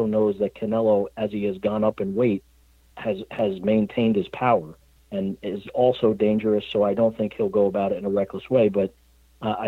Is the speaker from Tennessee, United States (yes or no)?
no; Northern New Jersey, United States; I'm from Northern New Jersey, as is Steve